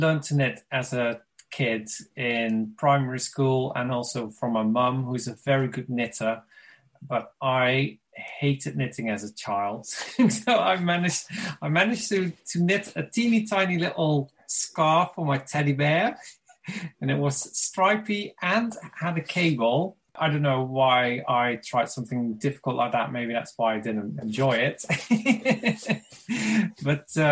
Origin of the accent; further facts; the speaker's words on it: Limburg, Netherlands; moved away as an adult; now in Brighton, United Kingdom; And I'm originally from Limburg, a very small town in the Netherlands. And I now live in Brighton. I've lived here for over 20 years.